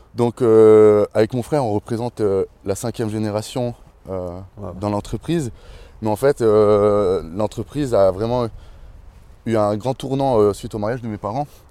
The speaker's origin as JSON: {"language": "French", "region": "Valais", "country": "Switzerland", "tie": "born or raised there", "also_born_or_lived": "Chandolin, Val d'Anniviers (family origins)", "said": "j'ai grandi à Daval ici"}